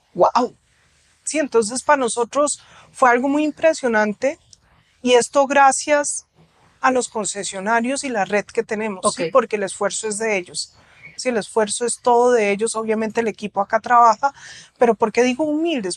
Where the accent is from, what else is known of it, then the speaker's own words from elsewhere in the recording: Colombia; moved away; also born or lived in Germany; yo soy colombiana, nací acá en la clínica de Conchiala